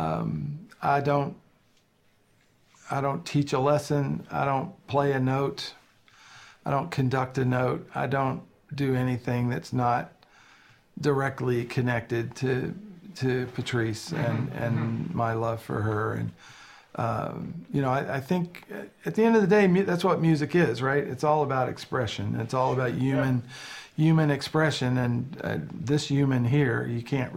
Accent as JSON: {"language": "English", "town": "Brandenburg", "region": "Kentucky", "country": "United States", "tie": "born or raised there", "moved": "yes", "said": "my hometown. It's like Brandenburg, Kentucky."}